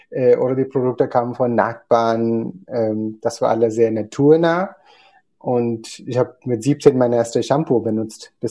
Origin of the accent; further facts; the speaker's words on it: Kerala, India; German is a second language; aber ich bin in Kerala geboren, aufgewachsen in einem Bauernhof